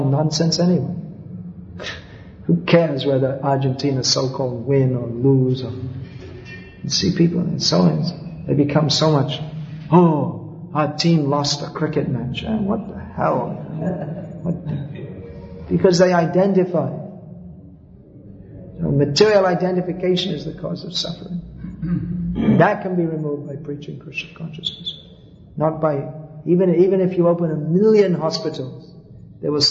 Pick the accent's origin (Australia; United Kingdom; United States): United Kingdom; moved away; also born or lived in Calcutta; I was from Britain